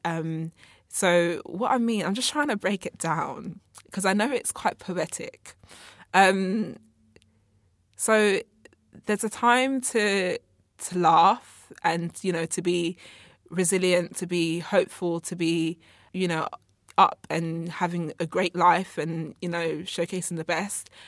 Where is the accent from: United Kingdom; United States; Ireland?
United Kingdom; England; also born or lived in Congo; I was born in Congo, uh, but I was raised up here in, in England. I actually came here when I was, like, eighteen months old.